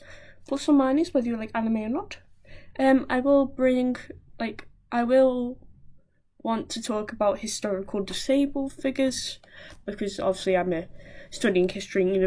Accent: Wallasey, North West England, United Kingdom; I'm 19, I'm from Wallasey

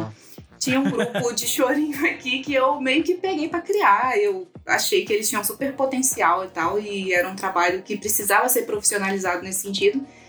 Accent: Minas Gerais, Brazil; moved away as an adult; also born or lived in Petrópolis, Rio de Janeiro; Eu sou de Minas, mas aí eu vim morar em Petrópolis, que é a região serrana do Rio, para poder estudar jornalismo.

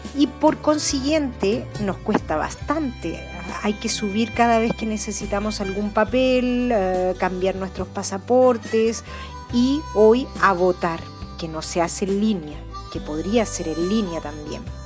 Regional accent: Chile; now in Toulouse, France; yo como chilena

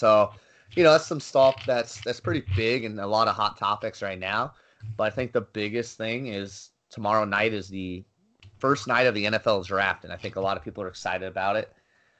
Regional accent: Arizona, United States; I'm from Arizona

